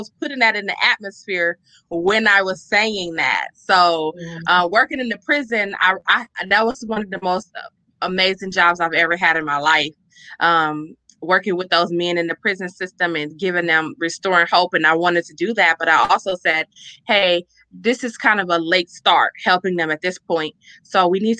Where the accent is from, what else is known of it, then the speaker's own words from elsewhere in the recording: Chicago, Illinois, United States; growing up in Chicago